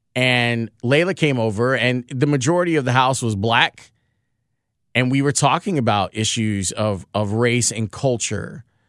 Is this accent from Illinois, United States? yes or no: yes; Chicago, Illinois, United States; we were in the Princeton Park homes, not the Loudon homes.